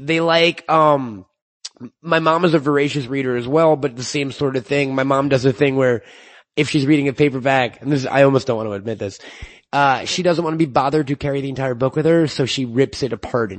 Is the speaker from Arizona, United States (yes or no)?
no; New York, United States; I'm from New York